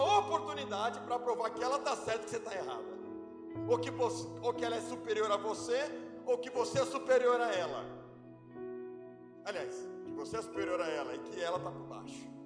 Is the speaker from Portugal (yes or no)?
no; Alagoas, Brazil; eu sou nordestino abechado, sou, do, sou alagoano.